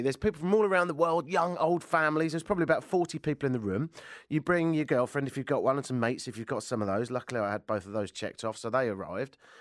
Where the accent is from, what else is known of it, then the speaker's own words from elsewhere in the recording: United Kingdom; moved away as an adult; also born or lived in Ireland (father); now in Toronto, Canada; I'm British